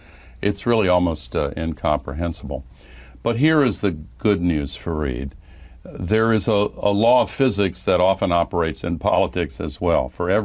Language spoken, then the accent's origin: English; the South, United States; I grew up in the South when the civil rights movement was gaining momentum.